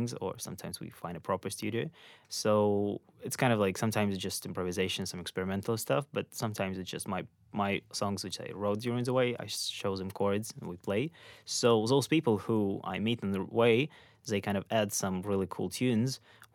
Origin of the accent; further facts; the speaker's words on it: Ukraine; moved away as an adult; I'm from Ukraine. And I spent there most of my life